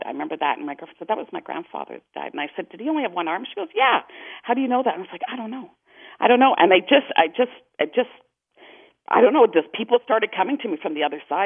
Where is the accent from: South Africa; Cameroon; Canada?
Canada; Toronto, Ontario; now in Calgary, Canada; I'm in Calgary, and I grew up in Toronto